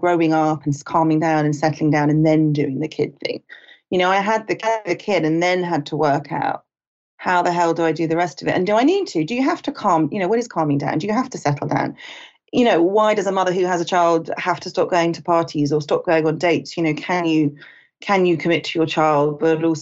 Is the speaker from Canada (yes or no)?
no; United Kingdom; moved away as an adult; also born or lived in Los Angeles; I'm British. I was a journalist in London